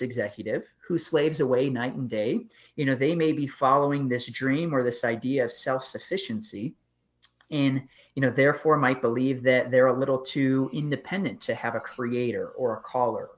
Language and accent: English; just outside of Chicago, Illinois, United States; I grew up just outside of Chicago